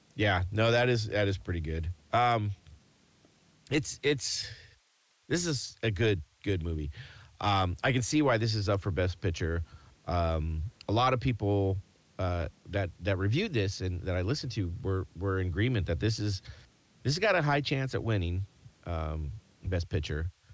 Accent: United States; accent: American; an American with just an American accent

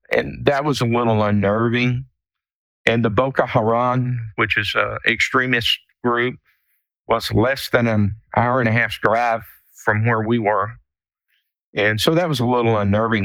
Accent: South Texas, United States; I grew up in South Texas

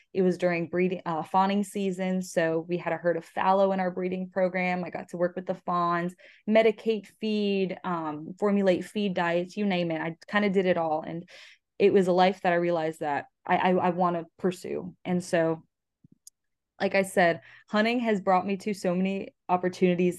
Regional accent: Florida, United States; I am twenty-two years old and I'm from Florida.

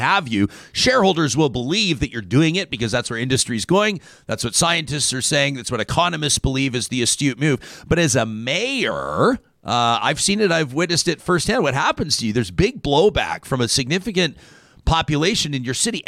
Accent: Calgary, Alberta, Canada; my hometown, the city of Calgary

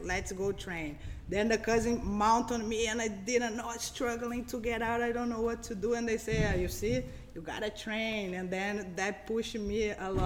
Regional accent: Rio de Janeiro, Brazil; English is a second language; moved away; I'm from Brazil, Rio de Janeiro

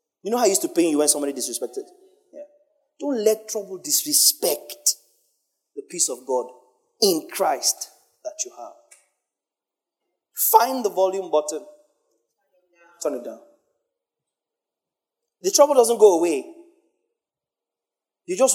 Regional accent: Nigeria; especially as a Nigerian.

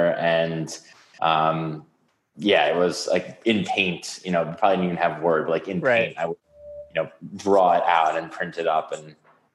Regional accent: New York City, New York, United States; Grew up in an apartment on the 23rd floor. The only outside space was like the terraces. I didn't actually know anyone that didn't grow up in the city until college.

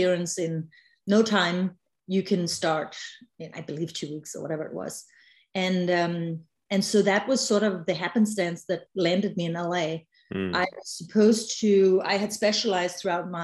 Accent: Denmark; I'm originally from Legoland, also known as Denmark.

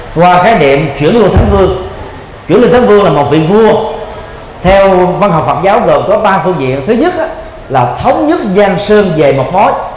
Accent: Vietnam; người Việt Nam chúng ta

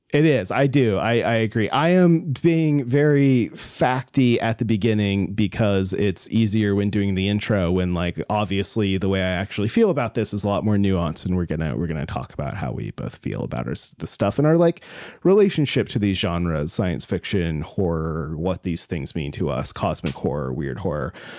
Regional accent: Alaska, United States; I grew up in Alaska

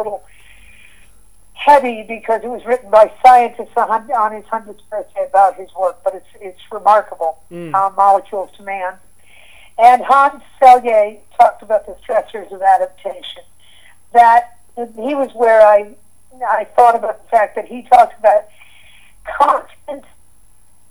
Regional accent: near the Great Lakes, Midwest, United States; also born or lived in Santa Barbara, California; now in Santa Fe, United States; I grew up in the Midwest. I grew up near the Great Lakes, and we had defined seasons

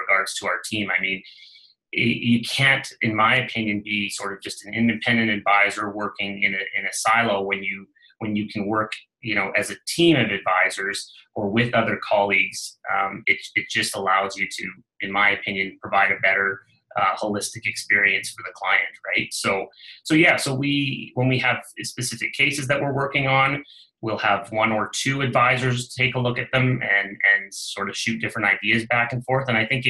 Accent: Northern British Columbia, Canada; I was from Northern BC and, you know, born and raised in the area

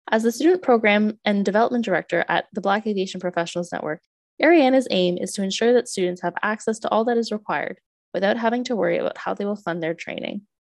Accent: Eastern Canada, Canada; I'm just thinking as someone that grew up in Eastern Canada

